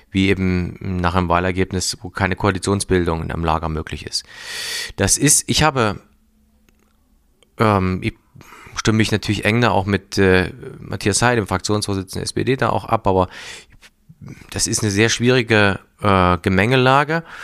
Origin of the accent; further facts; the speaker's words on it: Thuringia, Germany; wir sind ja ein wirklich äh, kleines Bundesland, aber eins, das in der Mitte Deutschland liegt